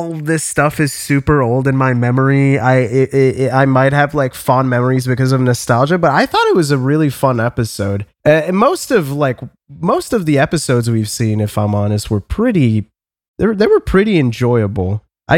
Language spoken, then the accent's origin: English; Canada